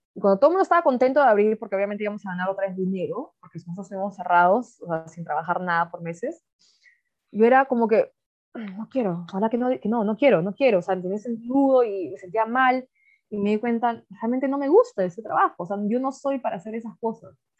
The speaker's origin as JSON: {"language": "Spanish", "country": "Peru", "moved": "as an adult", "lives_now": "South Africa", "said": "yo también como ahí peruana, un restaurante yo chambeé duro"}